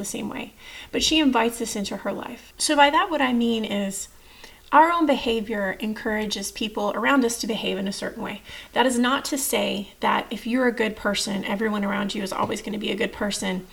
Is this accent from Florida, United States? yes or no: no; Texas, United States; moved away as an adult; I'm from Texas